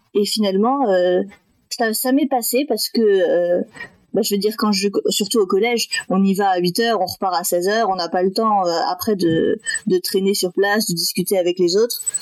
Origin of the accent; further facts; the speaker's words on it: Metz, Grand Est, France; also born or lived in Thai Binh, Vietnam / Berlin, Germany; j'ai été adoptée par deux parents français et du coup j'ai grandi à Metz, dans le nord-est de la France